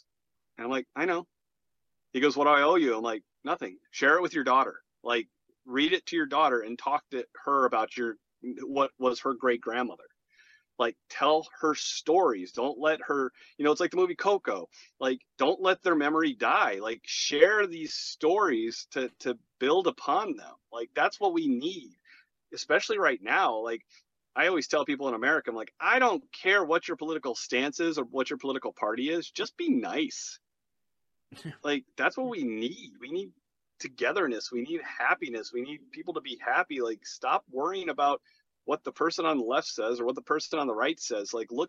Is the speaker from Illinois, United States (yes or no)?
yes; Chicago, Illinois, United States; now in Arizona, United States; So I'm originally from Chicago.